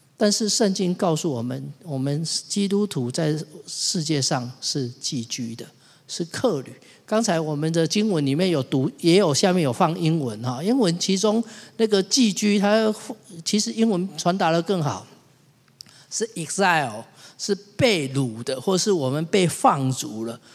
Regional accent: Tainan, Taiwan; 我是南部的孩子，所以我回到家乡台南跟我母亲在一起

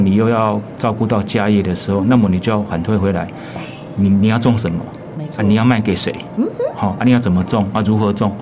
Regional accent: Xuejia, Tainan, Taiwan; moved away as an adult; 从小在这边长大

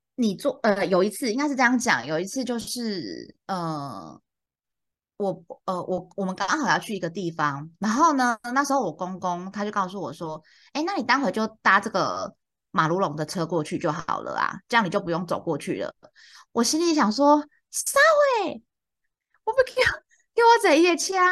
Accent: central and southern Taiwan, Taiwan; 我小时候在中南部长大

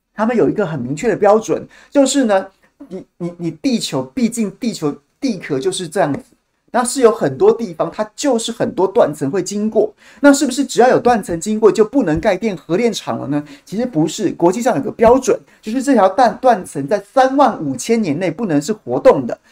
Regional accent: Taichung, Taiwan; 我们台中人

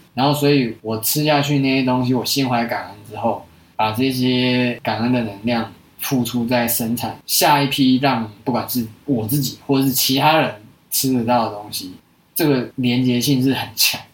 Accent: Taiwan; 在台湾的时候就是一个在都市长大的大学生啊。我老家是务农没有错

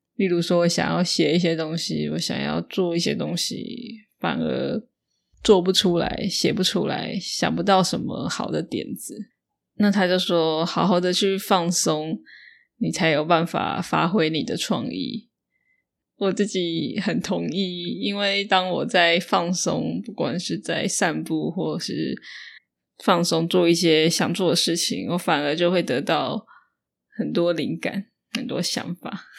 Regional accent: northern Taiwan, Taiwan; 像我是北部人。那台北就很多人不会说台语，大部分的年轻人是不会说台语的。那我自己的话，我的爸妈是说台语的，跟小孩子说话的话，就会台语跟华

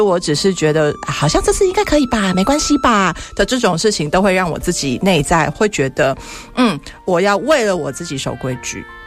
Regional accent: Taiwan; accent: Taiwanese; 我还是台式口音

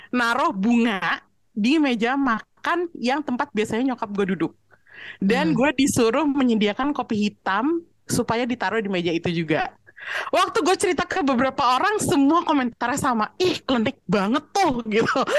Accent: Java, Indonesia; Dan gue pun orang Jawa gitu.

